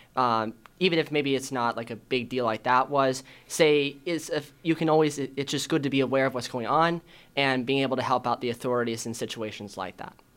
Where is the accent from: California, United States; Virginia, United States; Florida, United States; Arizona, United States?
Arizona, United States; Chandler; I'm from Chandler